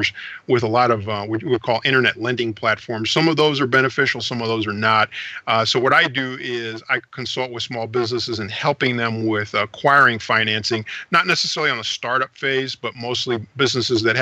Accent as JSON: {"language": "English", "town": "St. Louis", "region": "Missouri", "country": "United States", "tie": "born or raised there", "also_born_or_lived": "Panama City, Panama", "said": "I grew up in St. Louis, Missouri"}